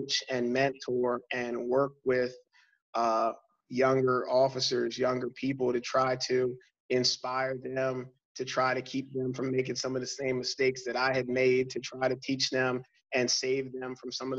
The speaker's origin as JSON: {"language": "English", "town": "York", "region": "Pennsylvania", "country": "United States", "tie": "born or raised there", "said": "this is my opportunity to come back to my hometown"}